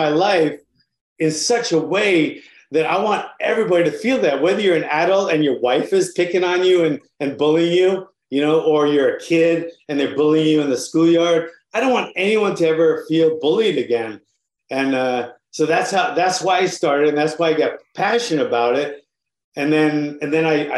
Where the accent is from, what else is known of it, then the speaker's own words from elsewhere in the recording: Honolulu, Hawaii, United States; I got started in Honolulu, Hawaii. I'm from Honolulu, Hawaii.